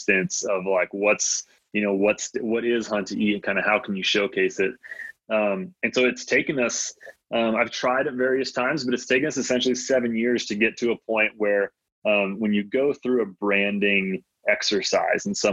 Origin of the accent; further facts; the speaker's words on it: Michigan, United States; first language Latvian; English is a second language; I grew up in the Midwest in Michigan